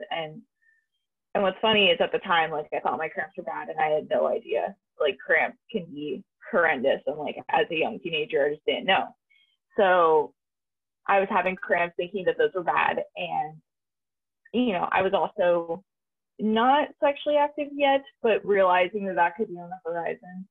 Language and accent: English; Berkeley, California, United States; I grew up in Berkeley, so I went to Berkeley High